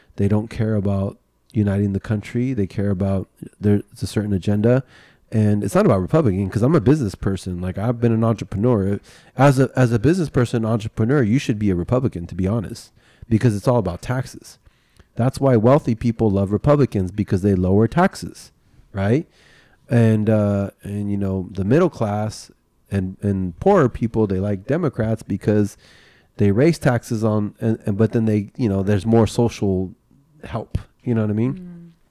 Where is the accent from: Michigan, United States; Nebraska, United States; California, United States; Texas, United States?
California, United States; also born or lived in Florida; I born and raised in California, lived here my whole entire life, except for maybe one year I lived in Florida